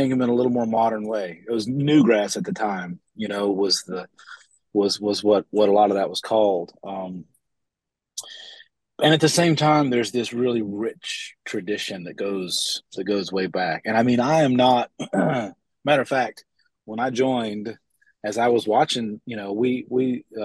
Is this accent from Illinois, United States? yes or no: no; North Carolina, United States; also born or lived in Boone, North Carolina; growing up in North Carolina and particularly in the mountains here